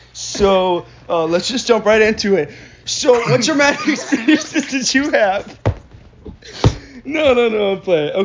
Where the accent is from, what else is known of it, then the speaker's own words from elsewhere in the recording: Spring Hill, Florida, United States; I was born in Spring Hill, Florida